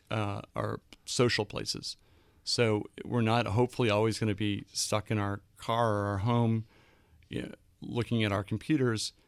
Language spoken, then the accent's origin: English; Boston, Massachusetts, United States; also born or lived in London; now in New York, United States; I grew up in Boston